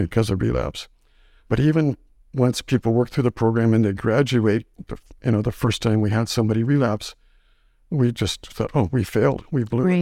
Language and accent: English; Saskatchewan, Canada; moved away as an adult; also born or lived in Winnipeg; now in Grande Prairie, Canada; I was kinda raised in Saskatchewan